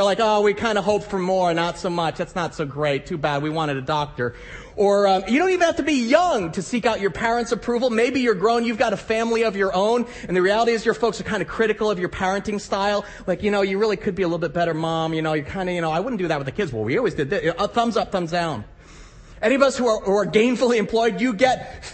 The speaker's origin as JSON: {"language": "English", "region": "New Jersey", "country": "United States", "tie": "born or raised there", "also_born_or_lived": "Midwest", "moved": "as an adult", "said": "I grew up in New Jersey"}